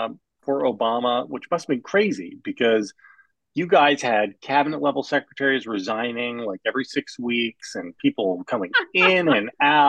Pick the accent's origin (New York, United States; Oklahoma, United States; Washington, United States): New York, United States; New York City; And I look, I grew up in New York, and so I was generally unfazed by celebrity.